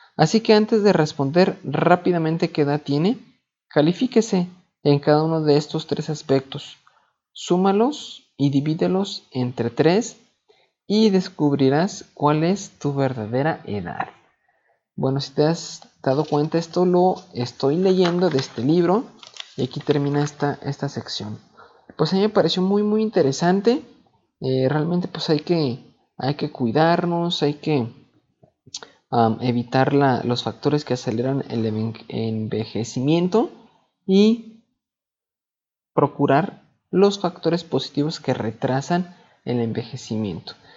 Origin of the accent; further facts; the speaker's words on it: Mexico; Así somos los, mexicanos